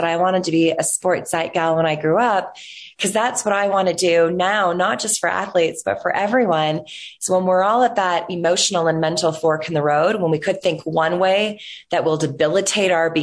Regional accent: Toronto, Ontario, Canada; growing up in Toronto, which is actually where I'm still a resident of today

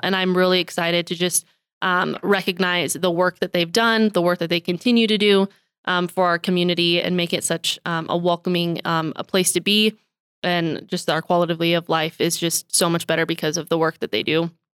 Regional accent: Billings, Montana, United States; I'm born and raised in Billings

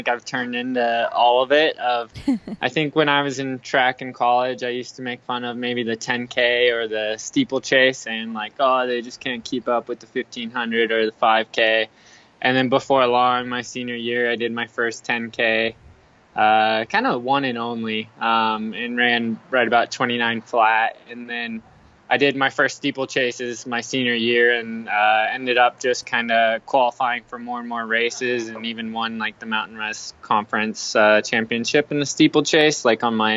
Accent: Phoenix, Arizona, United States; now in Flagstaff, United States; I live in Flagstaff, Arizona. I'm originally from Phoenix, Arizona, so kind of staying close to home a little bit nowadays

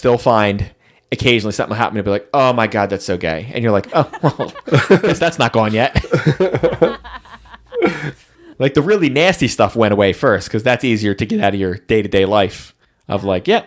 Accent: New Jersey, United States; I grew up in New Jersey.

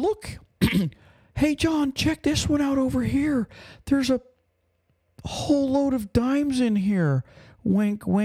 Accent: Pennsylvania, United States; moved away; we're from Pennsylvania, We were 90 miles north of Philly

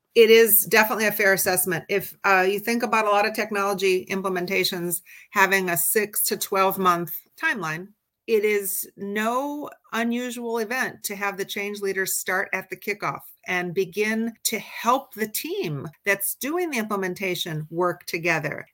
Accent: Midwest, United States; moved away; also born or lived in Washington, D.C. area / California; I grew up in the Midwest, but my professional life has been mostly on both coasts, both in the DC area as well as out in California

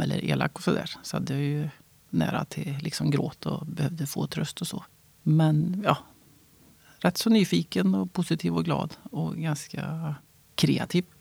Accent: Värmland, Sweden; also born or lived in Stockholm / Västergötland; now in Vargön, Sweden; Jag är född i Stockholm, jag är uppvuxen i Värmland.

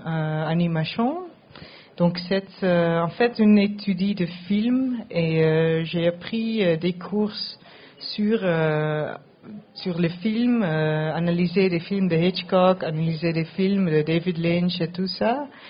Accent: Netherlands; French is a second language; je parle français, mais je viens de Pays-Bas

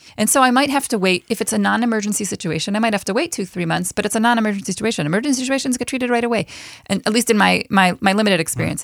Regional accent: Buffalo, New York, United States; moved away as an adult; now in Israel; I am originally from Buffalo, New York

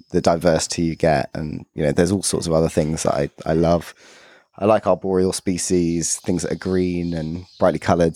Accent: London, United Kingdom; growing up in London

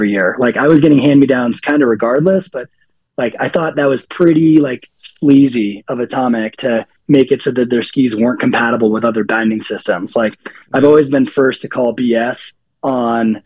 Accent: Hanover, New Hampshire, United States; growing up in Hanover, New Hampshire

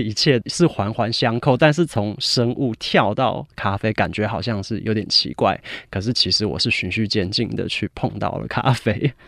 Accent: United Kingdom; 我在英国长大，我其实十二岁就去英国了

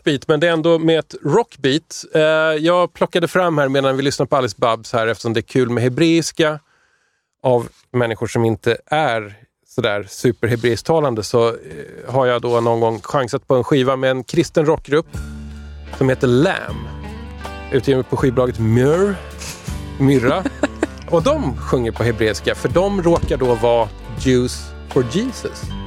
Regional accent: Tyresö, Stockholm County, Sweden; Tyresö-feelingen där jag växte upp också

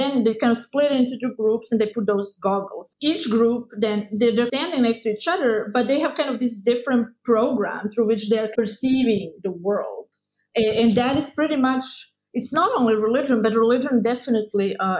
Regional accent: Croatia; I grew up in Croatia

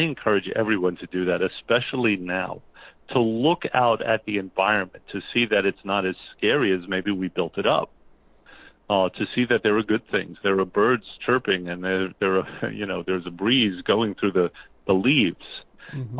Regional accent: New Jersey, United States; we're from New Jersey

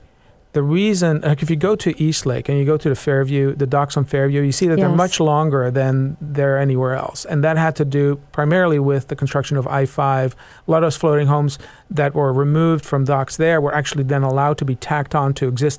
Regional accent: Netherlands; now in Seattle, United States; I was raised in the Netherlands, kind of a seafaring nation.

